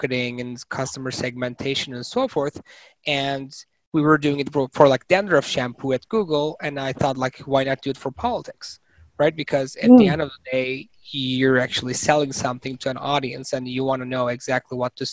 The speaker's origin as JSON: {"language": "English", "country": "Turkey", "tie": "born or raised there", "also_born_or_lived": "Massachusetts, United States / Stanford, United States", "moved": "as an adult", "lives_now": "United States", "said": "I was born and raised in Turkey, and I did my undergrad in Turkey as well"}